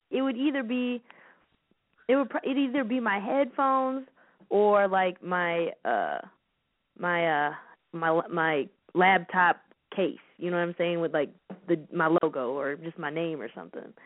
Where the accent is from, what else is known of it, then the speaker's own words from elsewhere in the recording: United States; also born or lived in Chicago; I'm from the Quad Cities